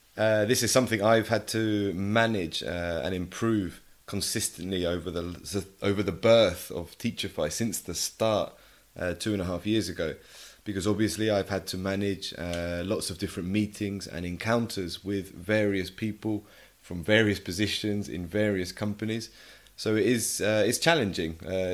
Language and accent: English; England, United Kingdom; first language English; I think for me, obviously being native English, half Spanish, half English, but obviously I grew up speaking English at home. So Spanish isn't my mother tongue.